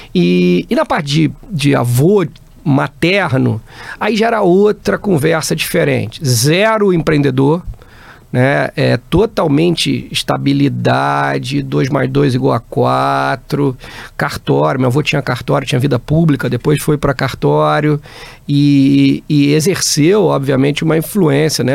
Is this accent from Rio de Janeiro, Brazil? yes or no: yes; Barra Mansa, Rio de Janeiro, Brazil; moved away; eu sou do interior do Rio, Barra Mansa, uma cidadezinha perto de Volta Redonda. É, fiquei lá, passei né, toda, a minha, toda a minha infância